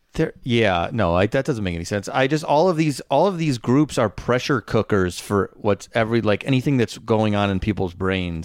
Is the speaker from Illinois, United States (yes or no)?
yes; Schaumburg, Illinois, United States; my hometown's Facebook group